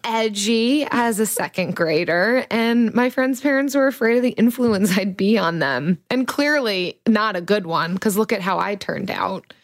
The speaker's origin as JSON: {"language": "English", "country": "United States", "said": "I'm an American"}